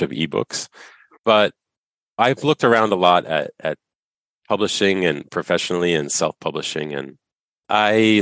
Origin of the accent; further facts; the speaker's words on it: United States; moved away as an adult; now in Canada; I was born in the United States, but I've been up here now since 2011